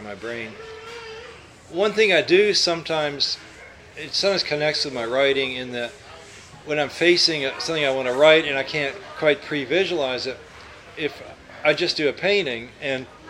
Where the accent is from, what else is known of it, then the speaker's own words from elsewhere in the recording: Louisville, Kentucky, United States; moved away as an adult; now in California, United States; I grew up in Louisville. It actually was a suburb of Louisville, St. Matthews, near Harrods Creek. And I lived there until I went to college when I was 18